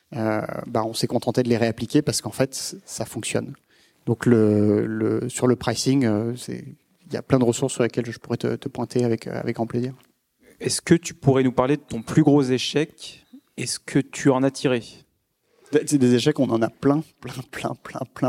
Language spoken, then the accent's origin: French; France; en tant que Français